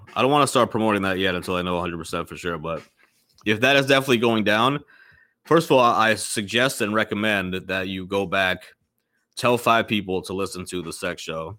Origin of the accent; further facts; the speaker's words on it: Indianapolis, Indiana, United States; …, I'm from Indianapolis.